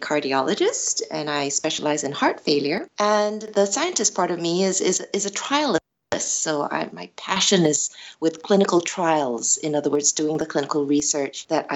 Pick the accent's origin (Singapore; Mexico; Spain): Singapore; also born or lived in United States / Netherlands; I was born and bred in Singapore